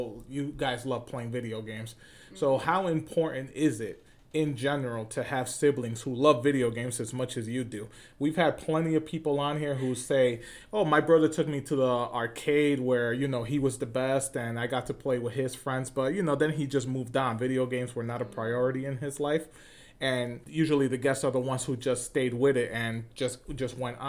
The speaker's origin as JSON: {"language": "English", "region": "New York", "country": "United States", "said": "I'm from New York"}